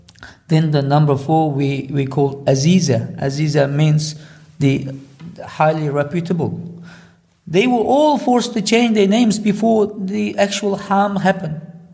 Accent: Kucha, Xinjiang, China; born or raised there; moved away as an adult; now in Australia

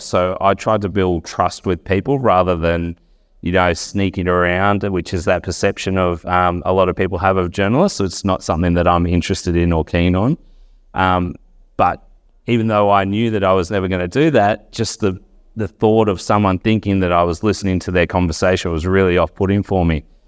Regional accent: Wagga Wagga, New South Wales, Australia; moved away as an adult; now in Canberra, Australia; I'm from Wagga originally, came over to the University of Canberra

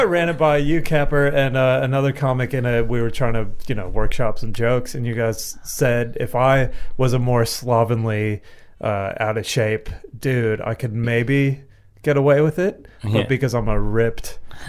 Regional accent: United States; moved away; a guy I grew up with in the States

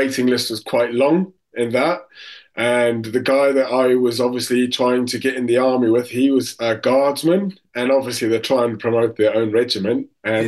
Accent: South Africa; moved away as an adult; now in United Kingdom; I lived in South Africa for 19 years

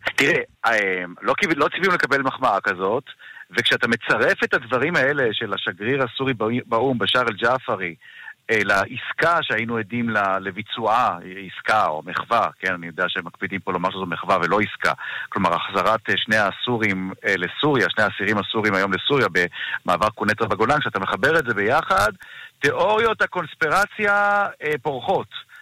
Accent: Israel; לנו כישראלים

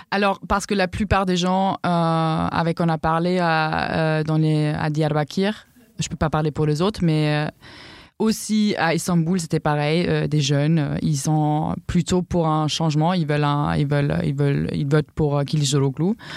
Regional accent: Southern Germany, Germany; French is a second language; moved away; je viens du sud de l'Allemagne

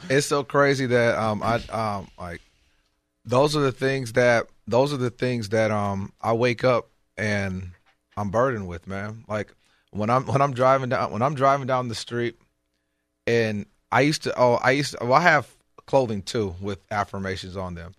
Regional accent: Michigan, United States; I grew up in Michigan.

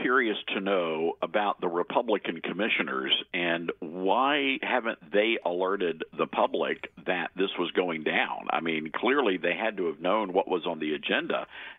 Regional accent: Memphis, Tennessee, United States; Now, I am 55 years old. I was born and raised in Memphis

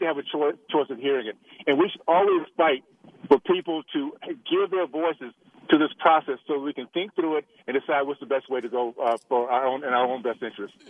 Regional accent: Tallahassee, Florida, United States; moved away; the values I grew up with in Tallahassee

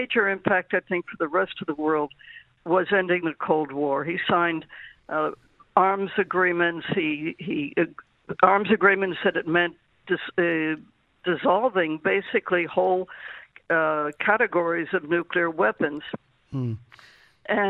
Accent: United States; now in Israel; I grew up in America

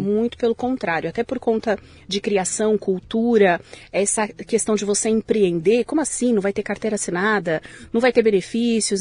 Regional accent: São Paulo, Brazil; now in São Caetano do Sul, Brazil; Eu nasci em São Paulo

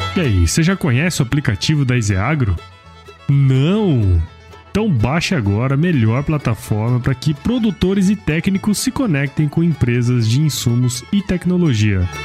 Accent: Cuiabá, Mato Grosso, Brazil; moved away; also born or lived in São Paulo; Eu sou aqui de Mato Grosso

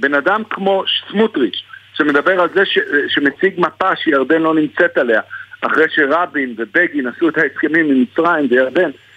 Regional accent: Jerusalem, Jerusalem District, Israel; אני ירושלמי, אני לא תל אביבי. אני פה כל יום רואה את הדו-קיום

